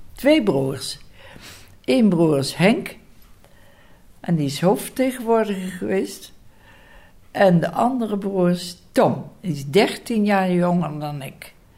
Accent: Gennep, Limburg, Netherlands; Ik ben geboren in Genp, Limburg

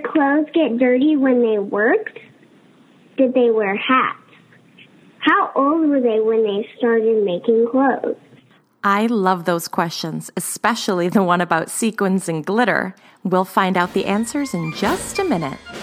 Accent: Texas, United States; I am seven and I'm from Texas

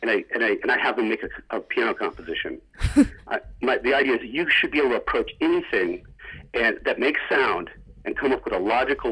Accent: Athens, Ohio, United States; I grew up in Appalachia, Athens, Ohio, the Appalachian region

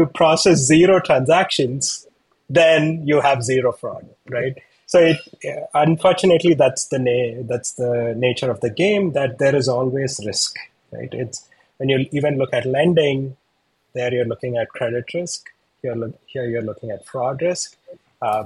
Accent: India; moved away; I'm from India.

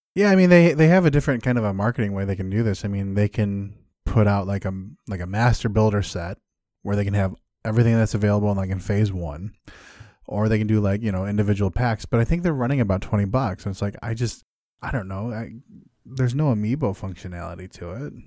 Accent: Midwest, United States; I'm from the Midwest.

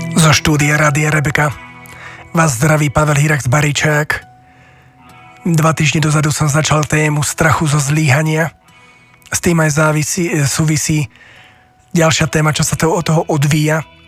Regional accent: Slovakia; my Slováci

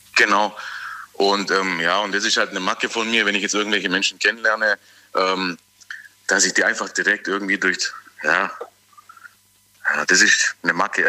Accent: Tübingen, Baden-Württemberg, Germany; bin aus Tübingen

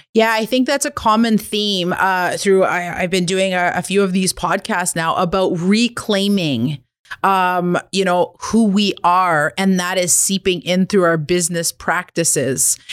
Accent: Kitigan Zibi Anishinabeg, Quebec, Canada; I'm an entrepreneur from Kittagon, Zebe, and Anishinaabe Bank

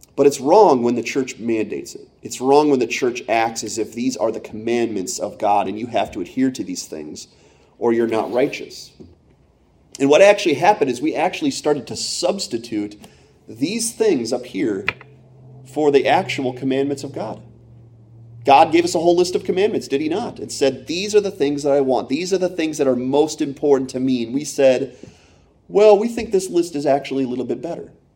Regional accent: Pennsylvania, United States; also born or lived in Michigan / Iowa; when I was nine, we moved from Iowa to Pennsylvania, and, and I was a really big Michigan fan growing up in Penn State country

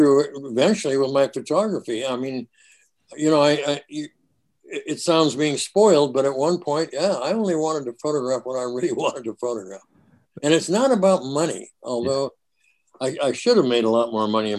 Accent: Minneapolis, Minnesota, United States; moved away; Hey, I was a Northside guy. I was right there by Camden.

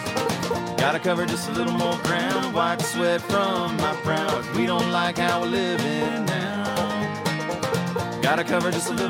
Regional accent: North Carolina, United States; moved away as an adult; now in Boulder, United States; Born and raised in North Carolina. Lived there my whole life

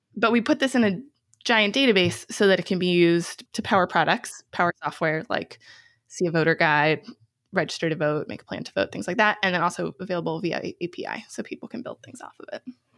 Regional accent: outside of Boston, Massachusetts, United States; I grew up outside of Boston

